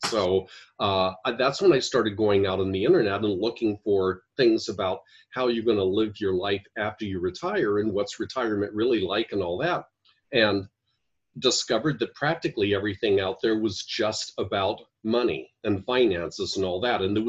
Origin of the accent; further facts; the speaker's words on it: Ohio, United States; moved away as an adult; also born or lived in Washington, D.C.; now in Chandler, Arizona, United States; I'm originally from Ohio, and where we had snow